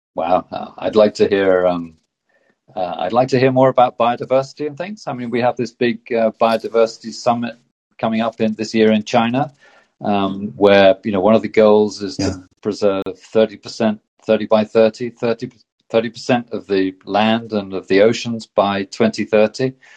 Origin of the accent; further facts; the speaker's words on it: Exeter, South West England, United Kingdom; now in Oslo, Norway; I grew up in Exeter. I was born in Exeter in the southwest of the UK, and that I now live in Oslo in, in Norway